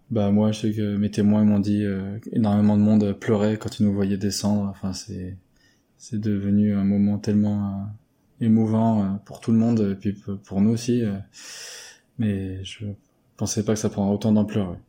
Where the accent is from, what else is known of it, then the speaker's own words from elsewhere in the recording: Berry, Centre-Val de Loire, France; vers chez nous, dans le Berry